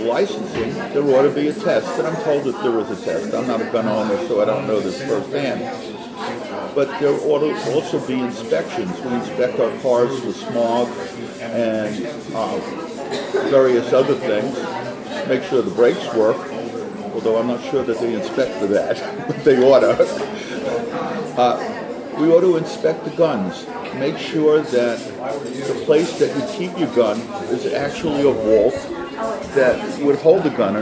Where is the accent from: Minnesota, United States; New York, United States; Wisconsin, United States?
New York, United States; New York City; I'm from Brooklyn, New York, 18 blocks from where Bernie was born